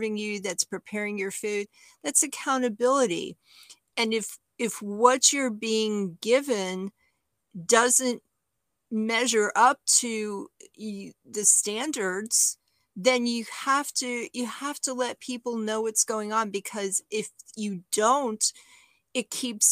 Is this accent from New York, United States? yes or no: yes; New York City, New York, United States; now in Southeastern Virginia, United States; I'm from Brooklyn, New York